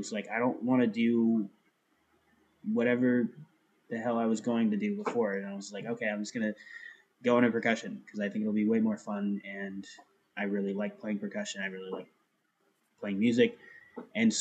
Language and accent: English; Melbourne, Florida, United States; I grew up in Melbourne, Florida.